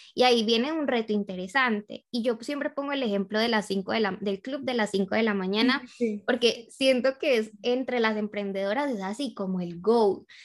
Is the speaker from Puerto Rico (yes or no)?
no; Colombia; now in Australia; soy colombiana, llevo ya unos años viviendo aquí en Australia